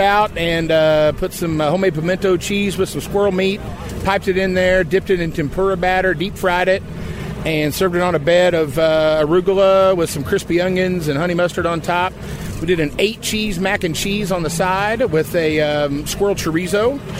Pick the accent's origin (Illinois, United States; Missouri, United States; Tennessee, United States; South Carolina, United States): Missouri, United States; Kansas City; Kansas City, Missouri.